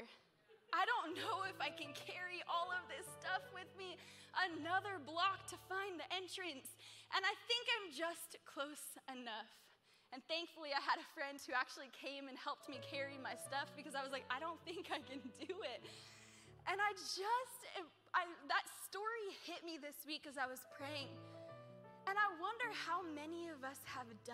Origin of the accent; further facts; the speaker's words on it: Pennsylvania, United States; now in New York, United States; I'm from like little small town Pennsylvania